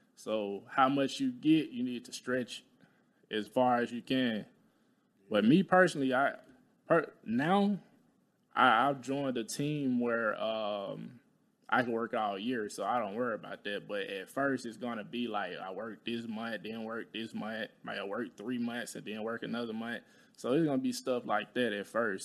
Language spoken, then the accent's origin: English; Talladega, Alabama, United States; moved away